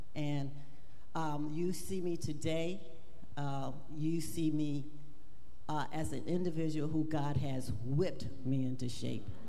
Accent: Louisiana, United States; I was raised in Louisiana

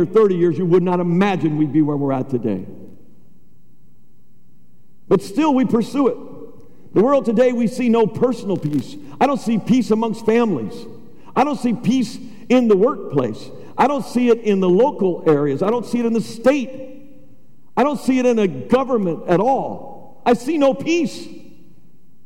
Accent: United States

